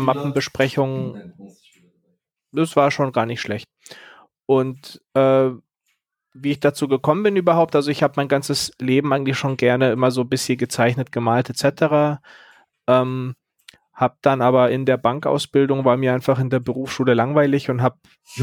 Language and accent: German; Berlin, Germany; now in Munich, Germany; ich bin ja eigentlich Berliner